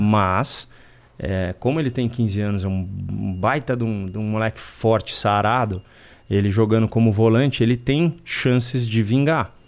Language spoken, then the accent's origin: Portuguese; Brazil; Eu sou brasileiro, eu gosto da pátria